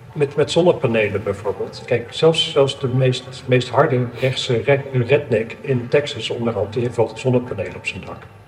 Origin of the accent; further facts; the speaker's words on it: Amsterdam, North Holland, Netherlands; ik kom uit Amsterdam